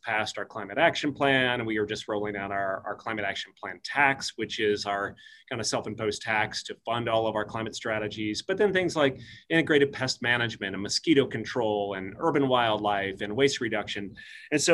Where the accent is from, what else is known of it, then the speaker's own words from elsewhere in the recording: Illinois, United States; moved away as an adult; also born or lived in Florida Keys, Florida; now in Flagstaff, United States; I'm actually from Illinois, but I was working in South Florida on the Florida Keys